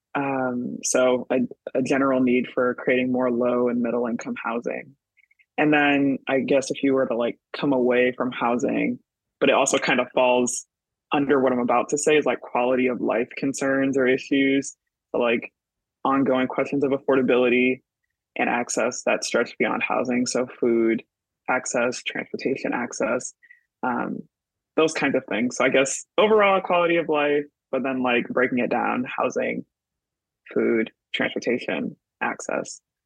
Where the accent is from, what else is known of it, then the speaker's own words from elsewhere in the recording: Michigan, United States; moved away as an adult; now in New York City, United States; I'm originally from Michigan, currently living in New York City.